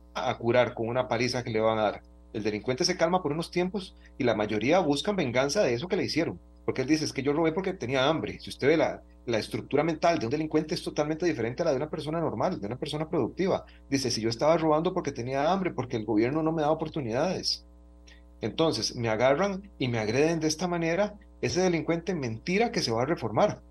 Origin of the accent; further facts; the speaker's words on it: Costa Rica; todos los costarricenses